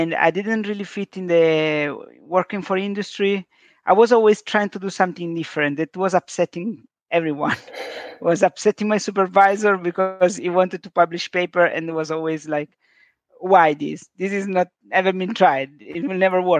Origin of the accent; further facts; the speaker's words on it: south of Sicily, Italy; English is a second language; moved away; also born or lived in London; As an immigrant from the south of Sicily